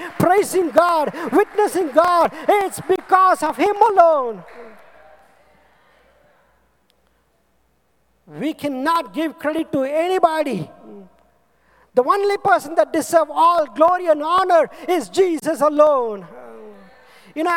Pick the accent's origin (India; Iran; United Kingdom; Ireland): India; I am from India, from nowhere